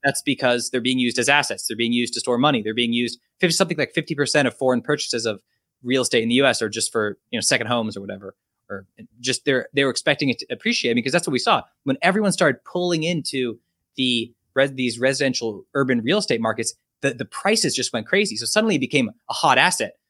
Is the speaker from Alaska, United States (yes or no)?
no; California, United States; moved away as an adult; also born or lived in China; I'm from California and lived here, you know, I went to school here for a while, and I'm back now, I'm actually in L